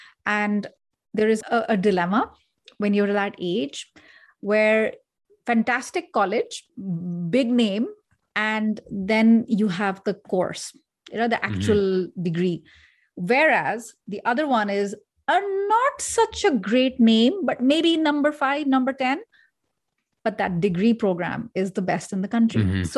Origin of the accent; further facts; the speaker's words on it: Delhi, India; I come from Delhi, and then you have big cities, and then you have rural culture, urban culture, etc. I come from a part of India where it's pretty modern.